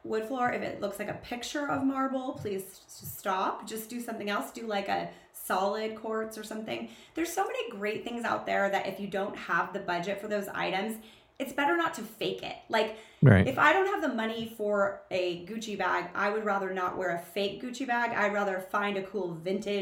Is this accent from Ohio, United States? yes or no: no; Southern California, United States; I grew up in Southern California. I am a beach girl